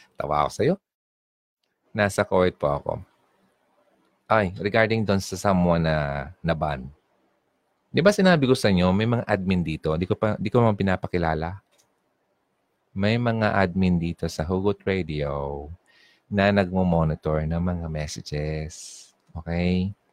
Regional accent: Bicol Region, Philippines; accent: Bicol regional accent; Kapag sinabing regional accent, kung ano yung tunog ng salita ko sa Bicol, dadala ko sa sa sa, sa English at Filipino

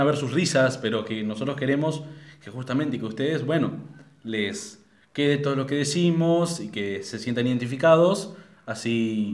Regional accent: Argentina; somos de Argentina

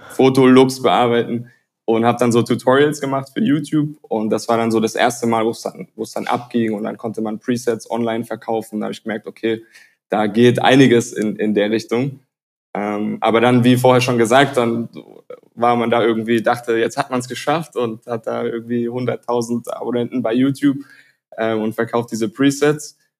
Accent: Tübingen, Baden-Württemberg, Germany; moved away as an adult; also born or lived in United States; now in Barcelona, Spain; Ich komme aus der Nähe von Stuttgart, ähm, bin Halbamerikaner, also bin teilweise auch in, in den USA aufgewachsen, aber den Großteil natürlich in, in Deutschland, in der Nähe von Stuttgart

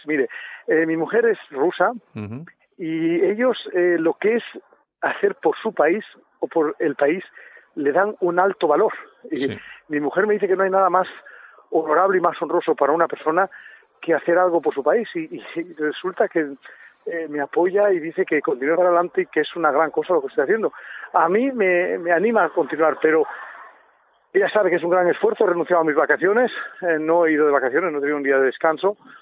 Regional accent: Durango, Basque Country, Spain; moved away as an adult; now in Switzerland; sí yo soy de, Durango de Llorreta es donde me he criado y, y donde he nacido

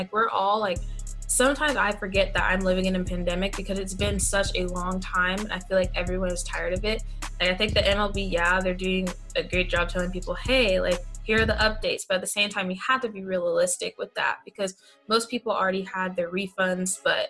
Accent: Florida, United States; I know Florida in my hometown, they lifted up their stay-at-home act.

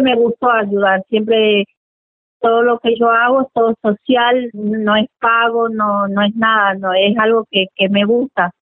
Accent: Juan José Castelli, Chaco, Argentina; moved away as an adult; now in Ushuaia, Argentina; yo soy oriunda de Juan José Castelli Chaco

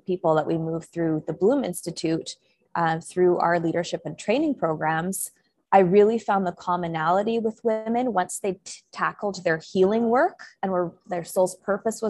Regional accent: Vancouver, British Columbia, Canada; moved away; I'm originally Canadian, from Vancouver, Canada

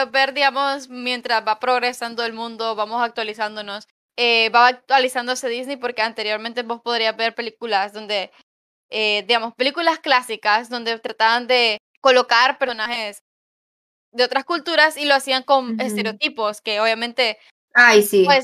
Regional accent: Honduras

